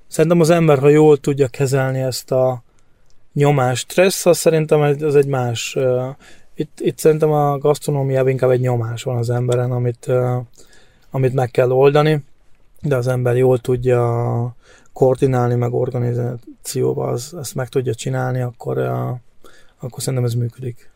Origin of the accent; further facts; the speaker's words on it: Hungary; moved away as an adult; now in Germany; én nem tagadom meg, hogy magyar vagyok, attól függetlenül, hogy már elég régóta itt kint vagyok